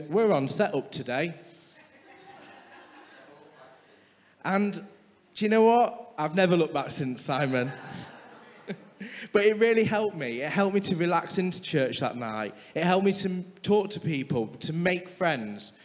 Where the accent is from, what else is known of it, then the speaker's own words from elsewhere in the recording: Scunthorpe, Yorkshire and the Humber, United Kingdom; we're both from Sunny Scunny